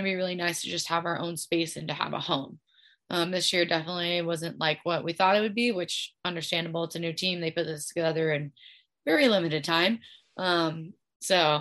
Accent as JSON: {"language": "English", "town": "Kansas City", "region": "Missouri", "country": "United States", "tie": "born or raised there", "also_born_or_lived": "Nebraska", "moved": "as an adult", "said": "I was able to stay home and represent my hometown and play in the city that I grew up"}